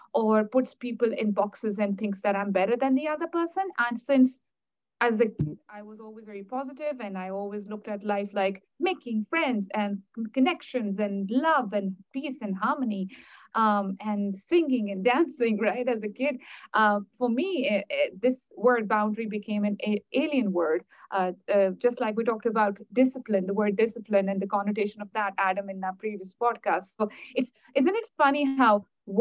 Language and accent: English; Pakistan; English is a second language; moved away; growing up in Pakistan